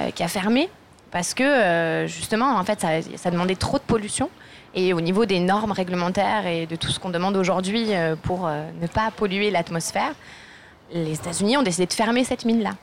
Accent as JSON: {"language": "French", "town": "Marseille", "region": "Provence-Alpes-Côte d'Azur", "country": "France", "tie": "born or raised there", "moved": "as an adult", "lives_now": "Grenoble, France", "said": "originaire de Marseille et je travaille sur Grenoble"}